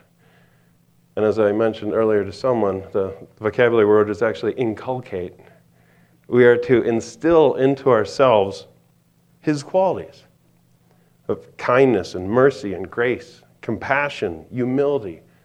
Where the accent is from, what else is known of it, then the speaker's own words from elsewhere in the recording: East Coast, United States; now in Montana, United States; I'm from the East Coast